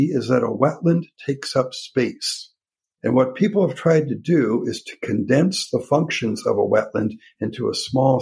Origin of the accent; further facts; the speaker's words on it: Minnesota, United States; I grew up in Minnesota